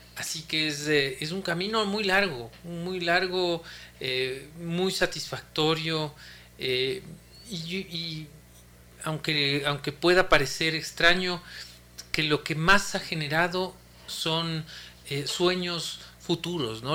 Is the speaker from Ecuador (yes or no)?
yes; Ecuador